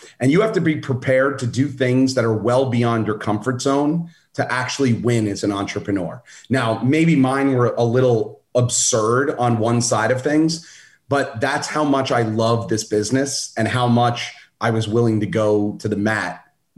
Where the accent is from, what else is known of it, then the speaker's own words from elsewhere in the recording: Brooklyn, New York, United States; I'm not a small dude and I'm from Brooklyn. So it's a bad combination.